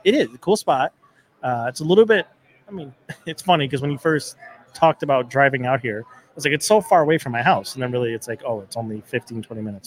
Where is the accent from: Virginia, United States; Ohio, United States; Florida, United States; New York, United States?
New York, United States; Riverside; also born or lived in Kenmore, New York / Tonawanda, New York; when I was younger, it was Riverside